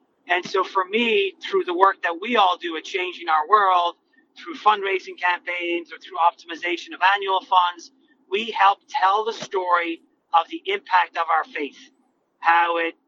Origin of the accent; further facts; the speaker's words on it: Ireland; moved away as an adult; now in United States; So I came over from Ireland in 2001, and I started my own career with the Archdiocese of Boston